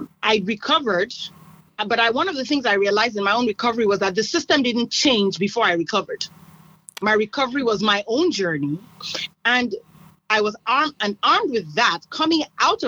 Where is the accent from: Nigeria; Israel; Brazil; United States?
Nigeria; moved away as an adult; I come from Nigeria, and I grew up in Nigeria, went to medical school in Nigeria